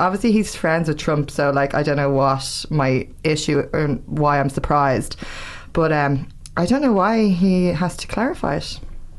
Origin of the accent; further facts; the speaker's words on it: Ireland; I'm from Tala